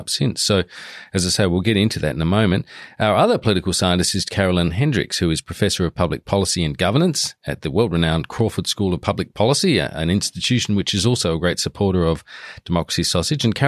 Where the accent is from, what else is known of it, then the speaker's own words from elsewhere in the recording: South Australia, Australia; growing up in South Australia